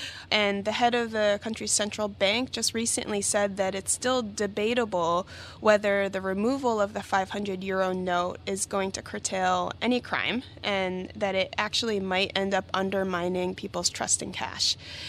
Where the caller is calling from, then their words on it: San Francisco, California, United States; Oh, well, I'm recording from San Francisco for the first time in, I think, 4 months.